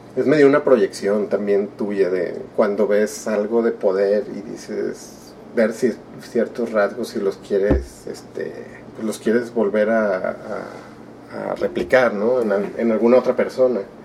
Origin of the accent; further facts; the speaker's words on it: Monterrey, Nuevo León, Mexico; also born or lived in Durango; mis dos hermanas y yo nacimos aquí en Monterrey